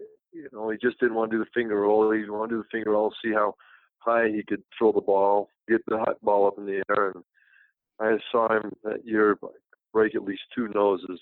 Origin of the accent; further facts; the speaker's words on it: Utah, United States; moved away as an adult; also born or lived in Milwaukee, Wisconsin; I was from Bingham High School, a little town